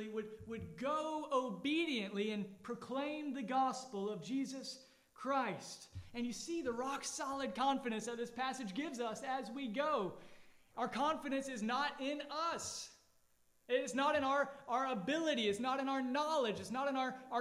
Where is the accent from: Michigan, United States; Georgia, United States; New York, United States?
Georgia, United States; now in Allendale, United States; I grew up in Georgia and snow was rare